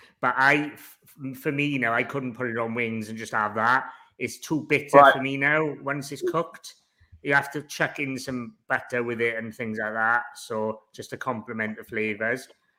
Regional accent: Wales, United Kingdom; I'm Welsh

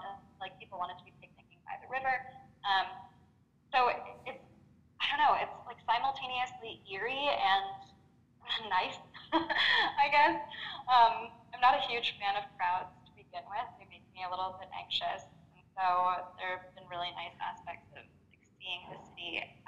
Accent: United States; now in France; I'm becoming American again.

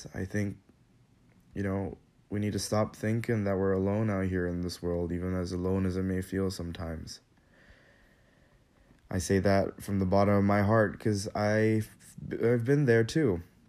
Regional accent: Kathmandu, Bagmati, Nepal; also born or lived in Manila, Philippines; I moved with my dad from Manila to Kathmandu, Nepal, where I lived for most of my life.

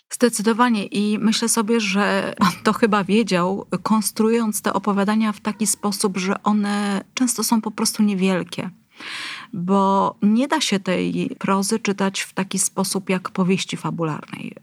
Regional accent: Gdynia, Pomeranian Voivodeship, Poland; jestem gdynianką

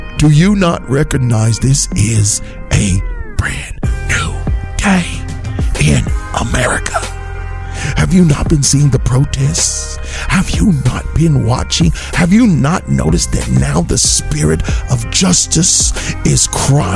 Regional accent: West Virginia, United States; I'm from West Virginia and I grew up around a lot of rednecks

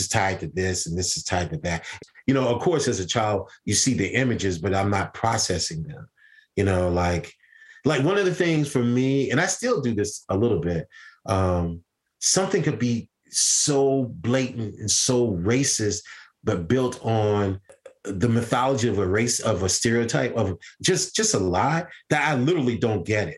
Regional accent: Deep South, United States; I'm from the South. I'm from the deep, deep South.

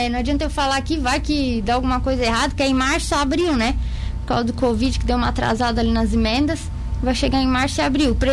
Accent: Capivari de Baixo, Santa Catarina, Brazil; Que eu sou de Capivari de Baixo.

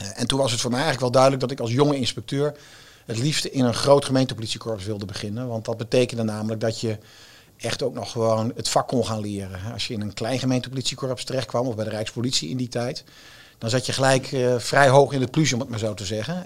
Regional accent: Zwolle, Overijssel, Netherlands; moved away; ik kom dan uit Zwolle

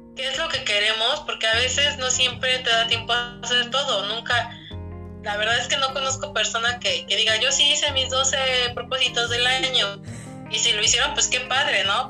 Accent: Mexico; como mexicanos

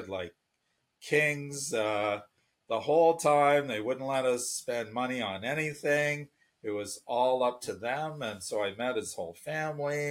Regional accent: Canada; moved away as an adult; also born or lived in Nanjing, China / Jinan, China; I'm Canadian

